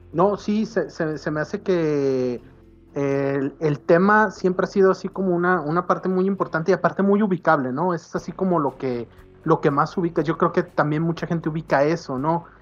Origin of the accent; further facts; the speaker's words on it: Guadalajara, Jalisco, Mexico; porque uno es de aquí. Eh, como tapatío